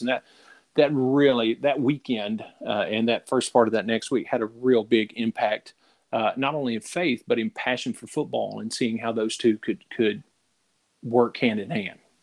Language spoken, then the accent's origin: English; Middle Tennessee, United States; also born or lived in Florida; now in Louisiana, United States; I grew up in Tennessee, uh, in Middle Tennessee, and, and, spent years there, and then ended up in Louisiana by way of Florida